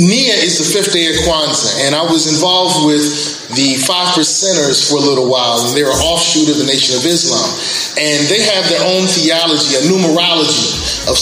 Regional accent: Columbus, Ohio, United States; also born or lived in Brooklyn, New York; I grew up in Columbus, Ohio, and I live here now with my wife and kids

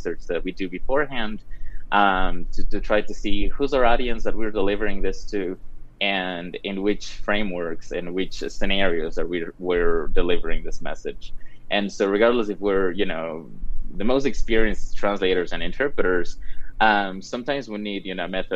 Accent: Cuenca, Azuay, Ecuador; also born or lived in Wyoming; now in Colorado, United States; I'm from Cuenca, Ecuador

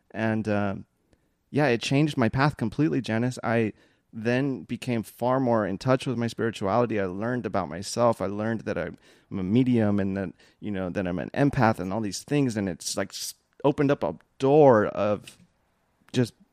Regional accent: Philippines; because I'm Filipino, and I just it felt I felt like safe with you

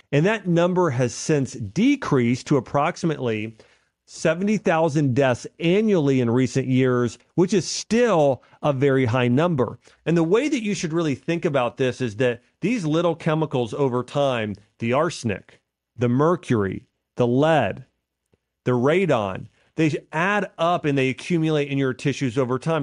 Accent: Nashville, Tennessee, United States; Nashville, Tennessee, which is my hometown here

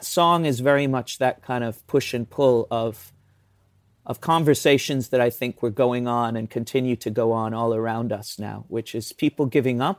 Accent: the north of England, United Kingdom; I am an English person, but I grew up in the north

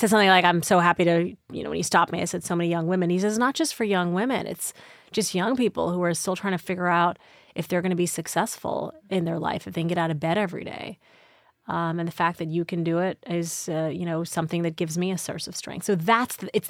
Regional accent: Midwest, United States; born there; whether it was also I was born in the Midwest, whether it was also I wanted to be a journalist

